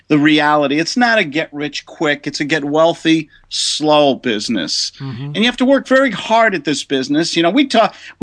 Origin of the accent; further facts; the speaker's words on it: New York City, New York, United States; moved away; also born or lived in New Jersey / Colorado; I'm from New York City originally